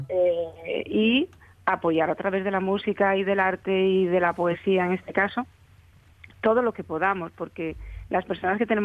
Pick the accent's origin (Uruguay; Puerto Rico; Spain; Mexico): Spain; Asturias; me siento muy orgullosa de, asturiana y de mm. nuestro folclore